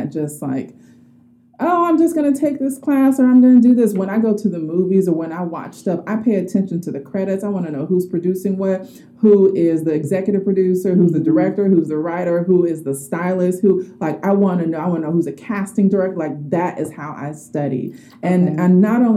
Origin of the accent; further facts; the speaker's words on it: Oakland, California, United States; I'm from Oakland, so in the Bay Area